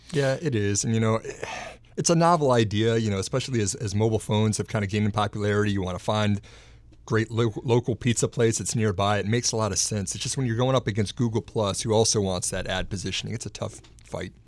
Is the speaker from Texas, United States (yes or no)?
yes; Texas, United States; moved away; back in my home state of Texas